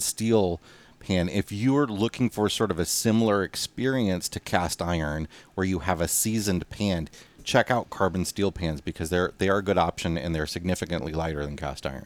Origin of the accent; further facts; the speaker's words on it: United States; moved away; we're coming to you again from the Quad Cities area, Western Illinois, Eastern Iowa, my hometown